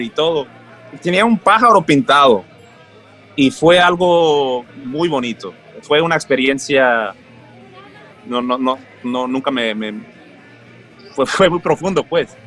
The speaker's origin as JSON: {"language": "Spanish", "town": "Los Angeles", "region": "California", "country": "United States", "tie": "born or raised there", "also_born_or_lived": "Colombia / Mexico", "said": "crecí en ese ámbito en Los Ángeles"}